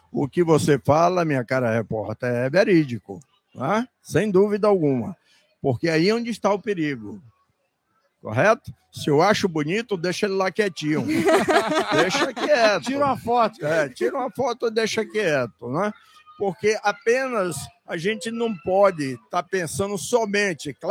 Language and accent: Portuguese; Bahia, Brazil; Nós somos da Bahia.